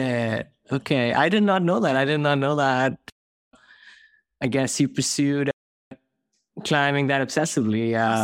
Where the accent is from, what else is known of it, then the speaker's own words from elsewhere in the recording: India; moved away; I grew up in India